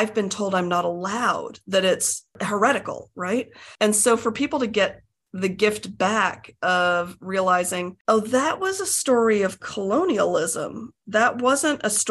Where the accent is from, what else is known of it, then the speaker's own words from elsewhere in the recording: United States; also born or lived in England; I was born in Britain and we moved to the States when I was a toddler